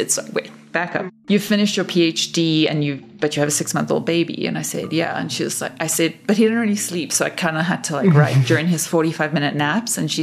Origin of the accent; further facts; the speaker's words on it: Cape Town, Western Cape, South Africa; moved away as an adult; now in Denver, United States; So I grew up in Cape Town in South Africa